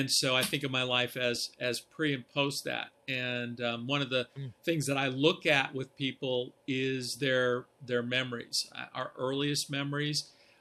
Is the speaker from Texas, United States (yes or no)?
no; outside of Columbus, Ohio, United States; I grew up actually outside of Columbus